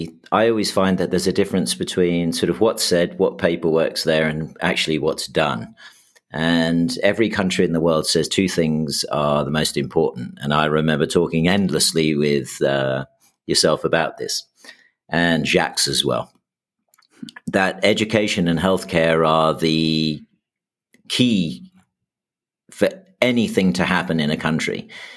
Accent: Houston, Texas, United States; also born or lived in New York; I know I grew up in Houston and New York in the sort of 70s and early 80s. And the reason I ended up as an English kid in Houston and then New York was the brain drain of the UK in the 70s.

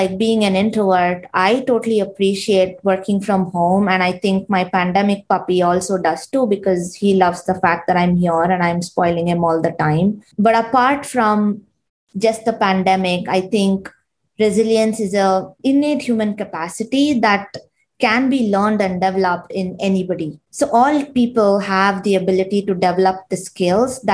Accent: Bangalore, Karnataka, India; moved away as an adult; now in United States; I grew up and studied in India, specifically in Bangalore

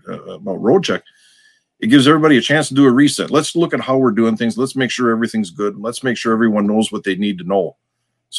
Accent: Wisconsin, United States; accent: Wisconsin; we have our own version of English here, in case you hadn't noticed from my accent.

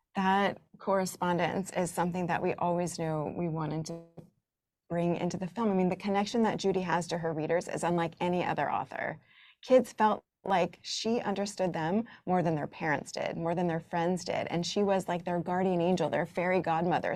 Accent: the South, United States; I grew up in the South in the eighties

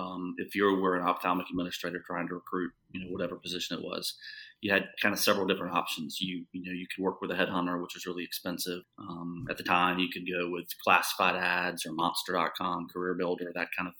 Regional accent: South Carolina, United States; accent: drawl; moved away; I'm from North Carolina, but even worse, I grew up in South Carolina.

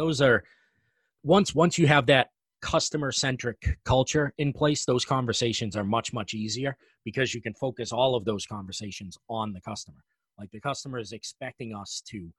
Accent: New England, United States; I'm from New England.

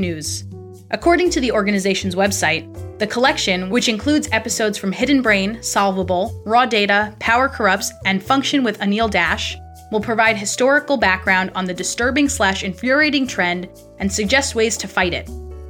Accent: New York, United States; moved away; the house where I grew up in New York

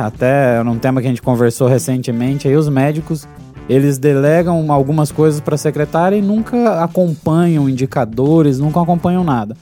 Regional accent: Paraná, Brazil; Eu não sou de Curitiba, mas como eu nasci no Paraná

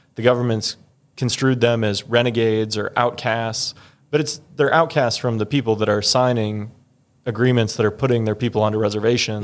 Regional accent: Pella, Iowa, United States; also born or lived in Forest City, Iowa / Mason City, Iowa; I was in Pella for most of my childhood. I was there like second grade through high school

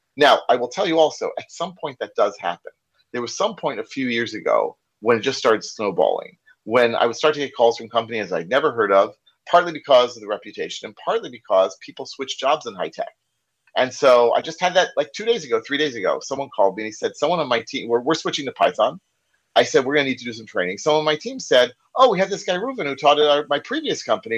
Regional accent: United States; accent: American; first language English; now in Israel; you probably can't tell from my accent, because I'm like originally from the U.S.

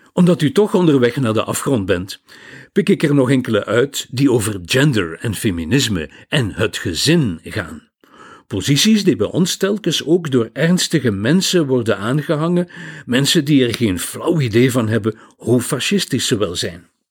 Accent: Flanders, Belgium; Bij ons in Vlaanderen

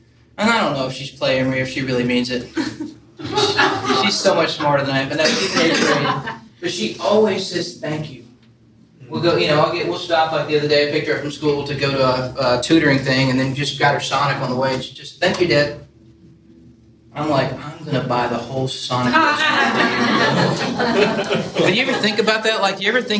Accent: Nashville, Tennessee, United States; moved away as an adult; also born or lived in Buffalo, New York / North Port, Florida; I'm born and raised in Nashville

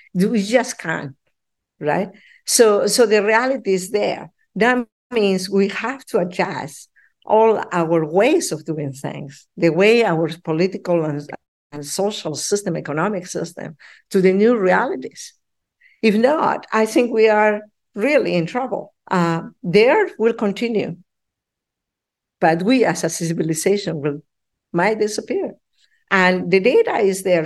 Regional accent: Peru; now in Ottawa, Canada; I'm from Peru

